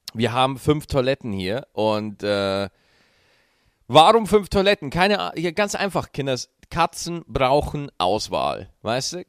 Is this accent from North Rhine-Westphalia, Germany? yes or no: no; Schwarzach, Bavaria, Germany; moved away; als ich noch in Schwarzach gelebt habe. Das ist äh, der kleine Ort, äh, wo ich aufgewachsen bin